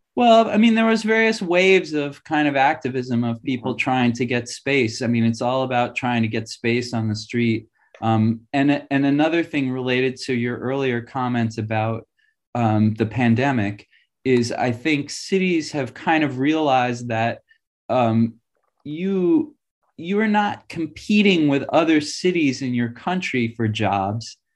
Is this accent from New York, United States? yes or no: yes; New York City, New York, United States; moved away; I grew up in New York City